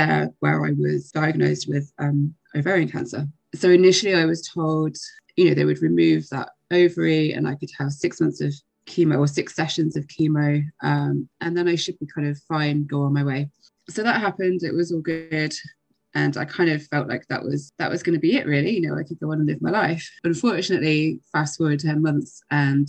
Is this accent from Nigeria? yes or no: no; England, United Kingdom; now in Ireland; I live in Ireland. I'm originally from England